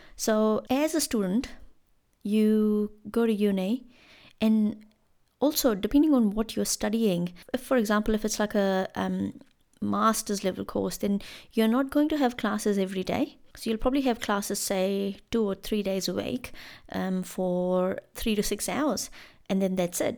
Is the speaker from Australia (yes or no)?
no; India; moved away as an adult; now in Christchurch, New Zealand; as an Indian student here in, in Christchurch